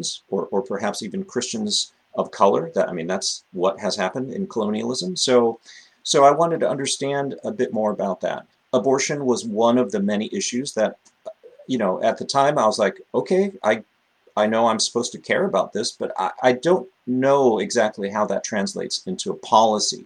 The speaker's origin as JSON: {"language": "English", "town": "Los Angeles", "region": "California", "country": "United States", "tie": "born or raised there", "also_born_or_lived": "Bay Area, California", "moved": "as an adult", "lives_now": "Boston, United States", "said": "I am a displaced Californian. I grew up in the Los Angeles area"}